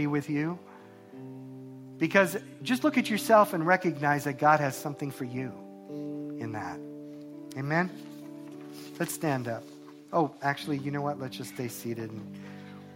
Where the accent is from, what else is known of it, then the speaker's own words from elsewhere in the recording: New York, United States; I'm a New Yorker